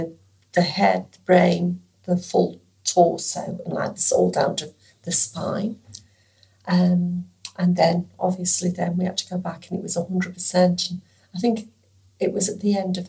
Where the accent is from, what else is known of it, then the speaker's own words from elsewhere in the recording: Stoke-on-Trent, West Midlands, United Kingdom; moved away as an adult; now in Western Australia, Australia; I am 67 years old. I was born in England, in Stoke-on-Trent, Staffordshire.